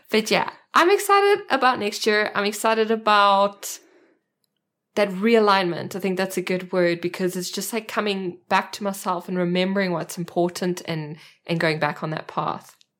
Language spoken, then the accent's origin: English; South Africa; accent: South African; moved away as an adult; now in Germany; I am a South African, that's my accent, and I live in Germany with my husband and two children